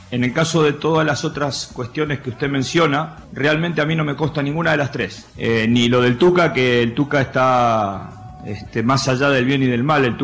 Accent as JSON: {"language": "Spanish", "region": "Montevideo", "country": "Uruguay", "tie": "born or raised there", "moved": "as an adult", "lives_now": "Morelia, Mexico", "said": "una ciudad muy parecida a lo que, a lo que es Montevideo, este, la, ciudad de donde yo soy y nací"}